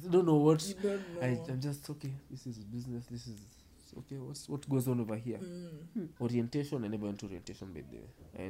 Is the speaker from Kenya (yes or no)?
yes; Kenya; now in Australia; I can say, I don't care, it's cooking, because I'm from Africa. I'm in Australia.